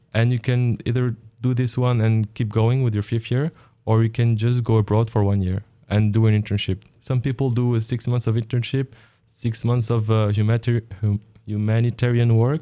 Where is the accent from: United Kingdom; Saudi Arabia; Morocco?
Morocco; moved away as an adult; also born or lived in France / Germany; now in Oregon, United States; I was born in Morocco. I did, uh, my education there. I was in French schools and after, uh, I had my high school degree. I moved to France for higher education